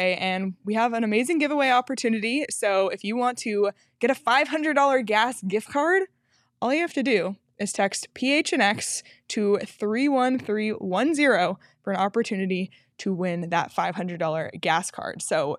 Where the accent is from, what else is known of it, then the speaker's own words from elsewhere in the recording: Toronto, Ontario, Canada; I'm from Toronto.